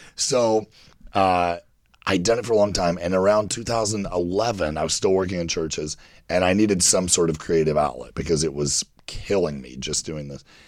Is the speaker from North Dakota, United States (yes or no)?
no; Kentucky, United States; I grew up in Kentucky, very religious, Bible Belt